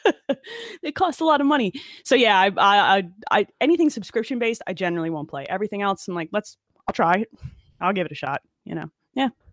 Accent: Asbury Park, New Jersey, United States; I grew up in Monmouth County, Asbury Park, near, like, the Stone Pony and everything. That was my hometown

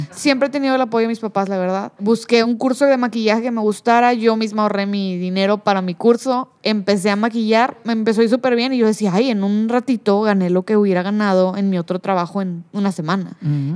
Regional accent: Cadereyta Jiménez, Nuevo León, Mexico; moved away; also born or lived in Monterrey, Mexico; Como yo soy de Cadereita, pues en Cadereita mi mamá sí me llevaba donde yo quisiera, pero en Monterrey para mi mamá todo era muy lejos

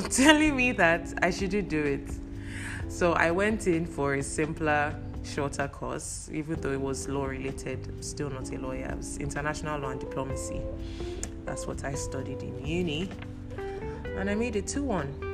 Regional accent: Cross River, Nigeria; moved away; Efik. I'm from Cross River State

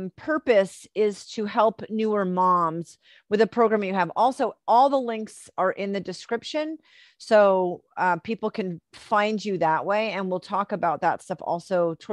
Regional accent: Rhode Island, United States; accent: New England; moved away; I'm originally from Rhode Island

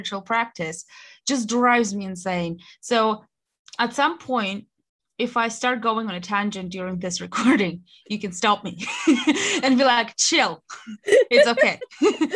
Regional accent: Russia; moved away as an adult; now in United Kingdom; I am originally from Russia, moved to the UK when in 2014 to study, stayed here.

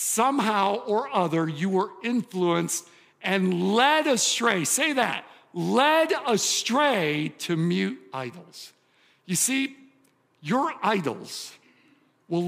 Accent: suburb of Detroit, southeastern Michigan, United States; I grew up in southeastern Michigan, Detroit area, suburb of Detroit, Motown

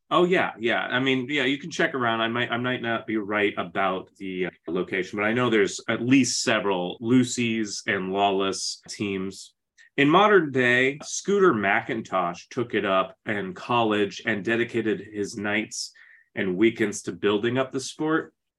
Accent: Phoenix, Arizona, United States; I'm from Phoenix

